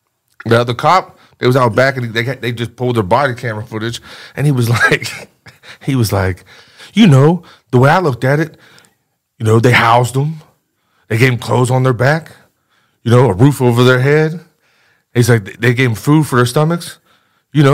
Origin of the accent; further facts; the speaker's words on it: Ohio, United States; But, we're from Ohio, so nobody really knew.